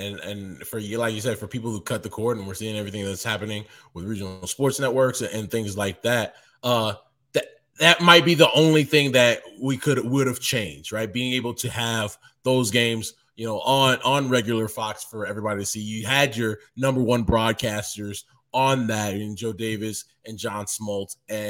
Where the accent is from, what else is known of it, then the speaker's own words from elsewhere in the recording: Baní, Dominican Republic; also born or lived in Bayamón, Puerto Rico; If I know that all my friends that I grew up with in Beni in the Dominican Republic, or if I know that my doctor, the person that used to babysit me in Bayamón, in Puerto Rico, is watching me